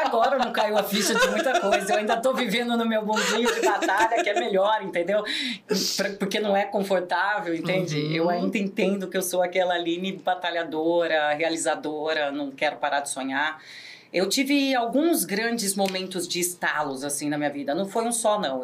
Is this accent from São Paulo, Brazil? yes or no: yes; Americana, São Paulo, Brazil; sou natural de Americana